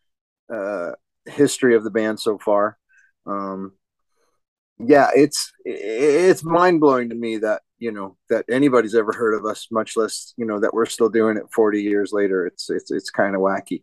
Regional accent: New Jersey, United States; I grew up in New Jersey and had a pretty normal childhood

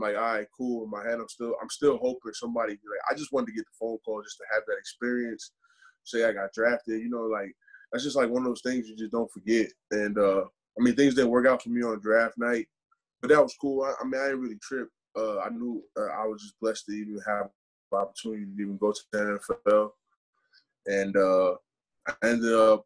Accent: New York City, New York, United States; moved away as an adult; also born or lived in Canada; now in Arizona, United States; I grew up in New York.

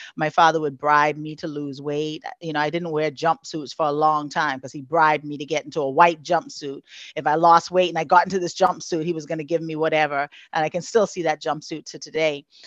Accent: Freeport, Grand Bahama, Bahamas; moved away as an adult; now in Houston, United States; I was born and raised in the Bahamas on the island of Freeport, Grand Bahama.

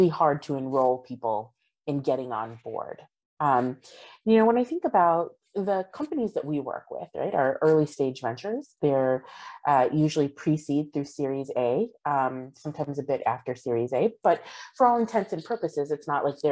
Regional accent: United States; pride in being an American

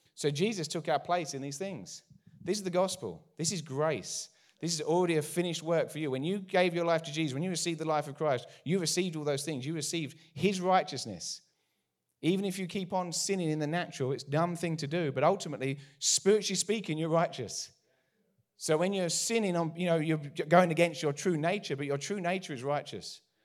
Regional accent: United Kingdom; accent: English; moved away as an adult; now in United States; I'm from out east, way out east, from the U K originally, moved here thirteen years ago. Haven't lost our accents

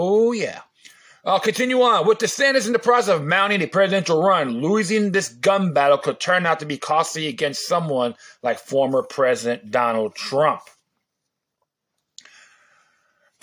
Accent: New York City, New York, United States; now in Florida, United States; I was born in Brooklyn

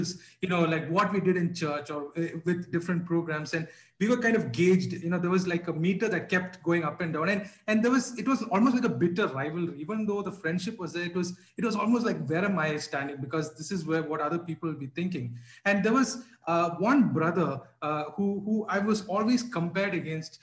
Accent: Bahrain; When I was growing up in Bahrain

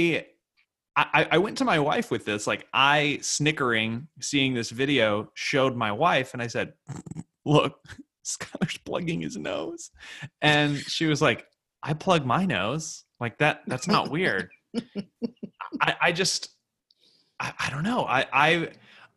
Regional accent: Durham, North Carolina, United States; my hometown of Durham, North Carolina

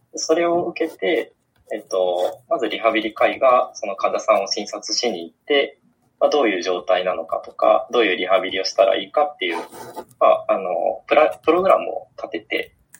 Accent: Okayama, Japan; moved away as an adult; also born or lived in Tokyo; 今、地元の岡山県の方に帰って、はい、岡山で仕事をしております

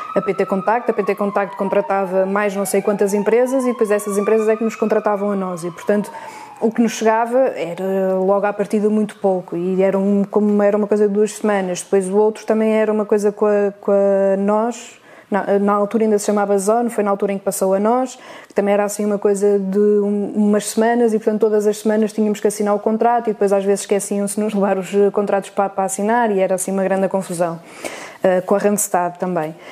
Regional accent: Vila Nova de Gaia, Norte, Portugal; moved away as an adult; now in Lisbon, Portugal; Eu, eu nasci e cresci em Gaia, estive em Gaia até, até aos 19 anos.

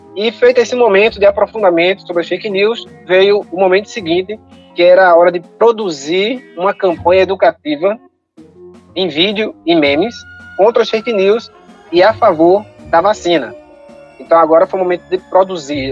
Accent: Paulista, Pernambuco, Brazil; Nós somos de Paulista, Pernambuco, uma cidade que fica 20 minutos de Recife

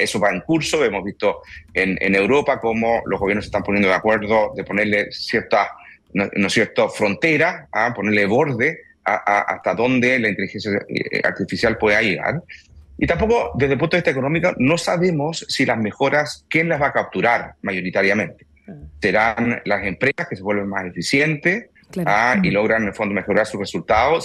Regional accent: Chile

